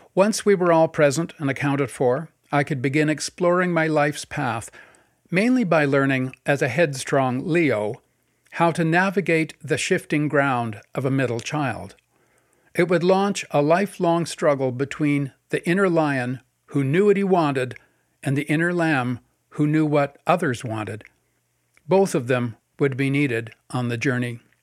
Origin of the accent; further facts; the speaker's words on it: North Vancouver, British Columbia, Canada; my early days growing up in North Vancouver